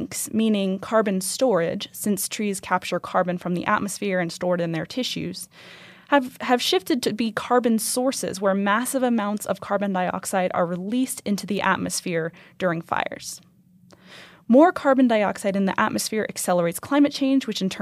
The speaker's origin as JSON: {"language": "English", "town": "Boise", "region": "Idaho", "country": "United States", "tie": "born or raised there", "moved": "as an adult", "lives_now": "Reno, United States", "said": "I grew up in Boise, Idaho"}